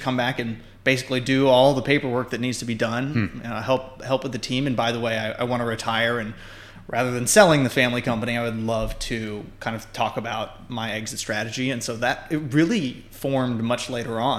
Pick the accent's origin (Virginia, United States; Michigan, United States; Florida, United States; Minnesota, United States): Virginia, United States; Northern; also born or lived in San Francisco, California; I am from the Northern Virginia area. I was born in Fairfax County Hospital. I lived just south of that my whole life